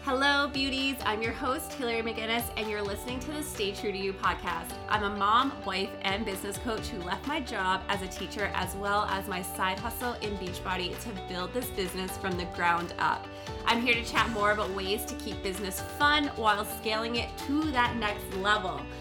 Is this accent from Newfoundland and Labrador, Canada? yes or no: yes; Newfoundland and Labrador, Canada; now in Alberta, Canada; I'm from Newfoundland, Canada, and I live in Alberta